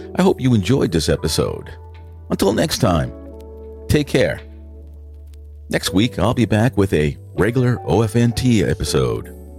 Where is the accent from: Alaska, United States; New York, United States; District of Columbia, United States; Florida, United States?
New York, United States; New York City; accent: New York; also born or lived in Manhattan; if you weren't able to tell from my accent, I'm a product of New York. I was born in Manhattan, but basically spent my youth in the Bronx